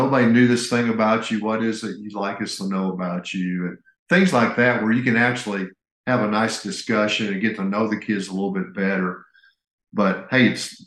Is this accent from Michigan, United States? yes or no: no; Indiana, United States; moved away; I grew up in Indiana.